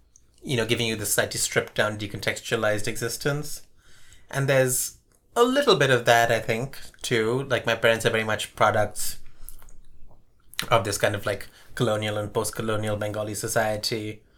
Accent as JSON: {"language": "English", "country": "Sri Lanka", "tie": "born there", "said": "my father's relatives in Bangladesh, my mother's relatives in Pakistan, and I was born in Sri Lanka."}